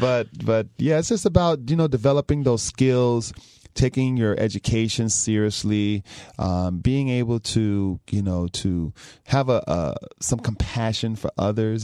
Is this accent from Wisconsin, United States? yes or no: no; Belle Glade, Florida, United States; I was born in South Florida, raised in Palm Beach County